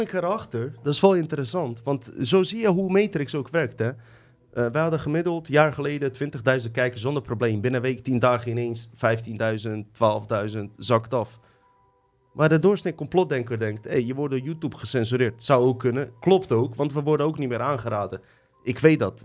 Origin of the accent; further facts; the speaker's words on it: Livno, Federation of Bosnia and Herzegovina, Bosnia & Herzegovina; now in Netherlands; Ik kom uit Livno. Dat is uh, grens tussen Bosnië en Kroatië.